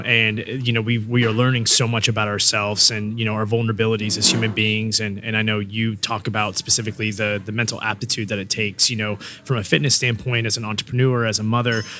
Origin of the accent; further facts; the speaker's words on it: Newport News, Virginia, United States; I'm from Newport News, you know, born and raised